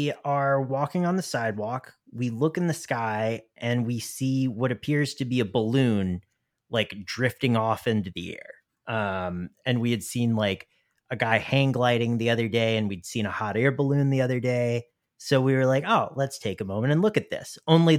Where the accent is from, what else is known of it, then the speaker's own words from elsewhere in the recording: the South, United States; I would say that I am from the South, despite my like not really having an accent.